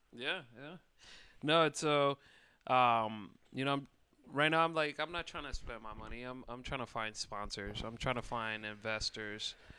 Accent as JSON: {"language": "English", "town": "Bristol", "region": "Indiana", "country": "United States", "moved": "as an adult", "lives_now": "Chicago, United States", "said": "I'm from, uh, well, now it's a city, but it's uh, Elkhart, Indiana, uh, in Bristol."}